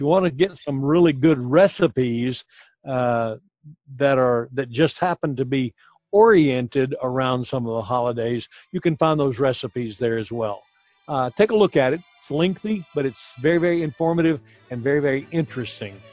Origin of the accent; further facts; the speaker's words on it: United States; we as American